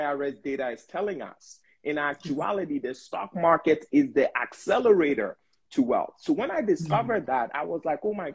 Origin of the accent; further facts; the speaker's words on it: Ghana; also born or lived in Bronx, New York, United States; now in United States; as an immigrant, being born and raised in Ghana, coming to the U.S., like starting off in Bronx, New York